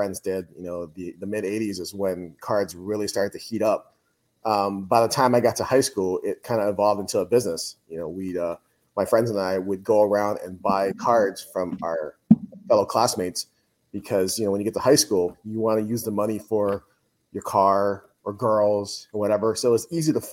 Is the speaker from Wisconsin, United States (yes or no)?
no; Honolulu, Hawaii, United States; moved away as an adult; now in Buffalo, United States; I'm from Honolulu